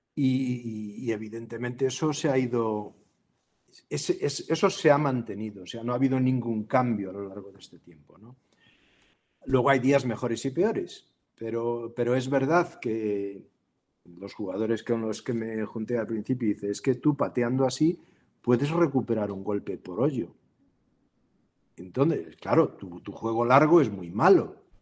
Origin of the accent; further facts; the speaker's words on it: Galicia, Spain; moved away; also born or lived in Vigo; por origen, yo soy gallego